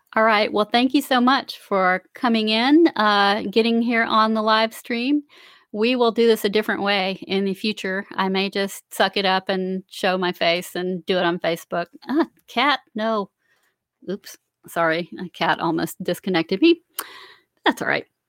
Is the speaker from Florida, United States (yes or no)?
yes; Central Florida, United States; now in South Carolina, United States; I grew up in Central Florida and I live in South Carolina now